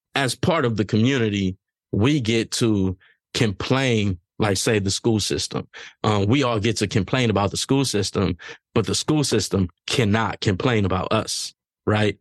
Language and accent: English; Los Angeles, California, United States; me growing up in South Central Los Angeles